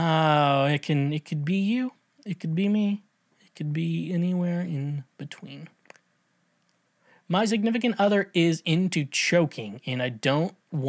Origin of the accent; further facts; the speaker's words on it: Tennessee, United States; I'm from Tennessee, y'all. Yeah, y'all.